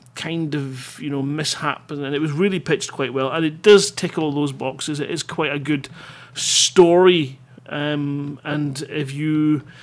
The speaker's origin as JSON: {"language": "English", "region": "Scotland", "country": "United Kingdom", "said": "being Scottish"}